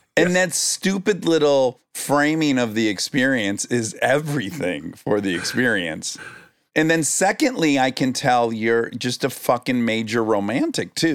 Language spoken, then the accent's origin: English; Detroit, Michigan, United States; I'm from Detroit, so I'm from the automotive industry.